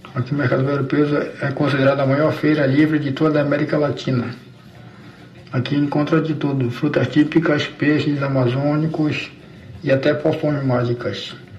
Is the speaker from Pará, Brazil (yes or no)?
yes; Belém, Pará, Brazil; eu sou de Belém